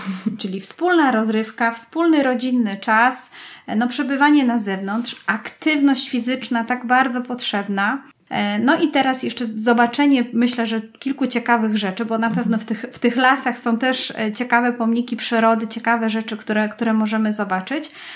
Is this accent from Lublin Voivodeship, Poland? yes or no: no; Kłodzko, Lower Silesian Voivodeship, Poland; wychowałam się w Kłodzku, czyli w centrum Kotliny Kłodzkiej